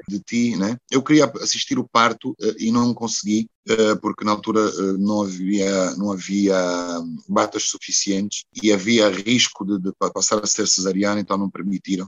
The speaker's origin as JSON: {"language": "Portuguese", "town": "Porto", "region": "Norte", "country": "Portugal", "tie": "born or raised there", "also_born_or_lived": "Brazil", "moved": "as an adult", "lives_now": "Luanda, Angola", "said": "foi onde eu nasci, naturalmente, que é Luanda. Mas depois de Luanda, o sítio mais importante é realmente o Porto"}